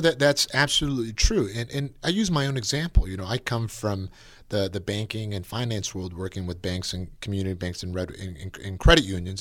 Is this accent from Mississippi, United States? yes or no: no; Napa, California, United States; being born and raised in Napa